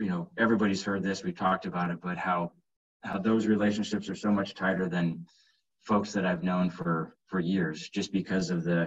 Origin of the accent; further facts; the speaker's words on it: Southeast Iowa, United States; moved away as an adult; now in Omaha, United States; grew up in Southeast Iowa and moved to Omaha about 17 years ago